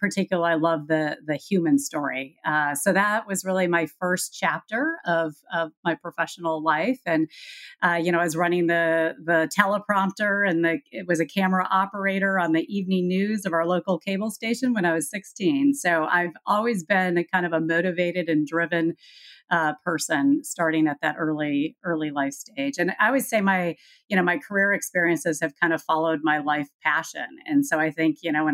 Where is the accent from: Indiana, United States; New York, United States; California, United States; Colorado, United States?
Colorado, United States; also born or lived in Minnesota / Honduras; I grew up in Colorado, went to Colorado State University in Fort Collins